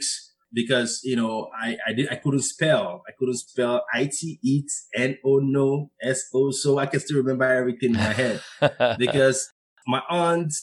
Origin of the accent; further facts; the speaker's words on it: Nigeria; moved away as an adult; I was born and raised in Nigeria